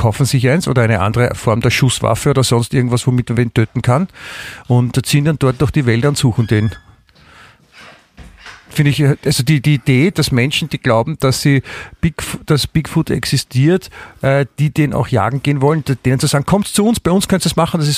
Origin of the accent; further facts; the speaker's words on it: Germany; Ich bin ja auch Deutscher.